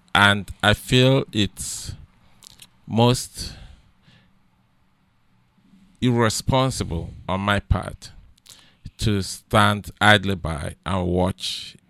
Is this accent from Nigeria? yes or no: yes; Nigeria; now in United States; I came from Nigeria to the United States, and it's totally different between what goes on here and what transpires in Nigeria.